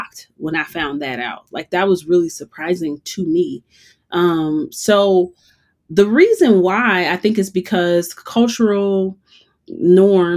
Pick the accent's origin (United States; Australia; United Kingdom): United States; Chicago, Illinois; moved away as an adult; also born or lived in Boulder, Colorado; now in Colorado, United States; when I moved to Colorado, I'm originally from Chicago